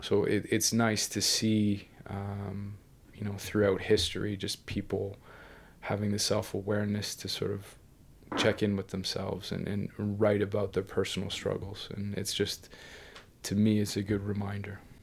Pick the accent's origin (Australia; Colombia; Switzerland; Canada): Canada; Ontario; moved away; growing up in Canada, especially kind of in the middle of nowhere